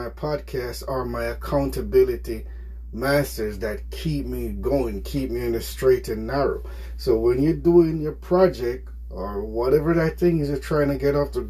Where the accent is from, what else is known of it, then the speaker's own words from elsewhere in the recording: Jamaica; moved away; I'm from Jamaica